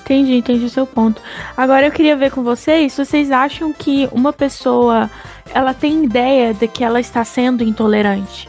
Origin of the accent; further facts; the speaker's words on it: Brazil; Somos é, brasileiros, né? Vivemos no Brasil hoje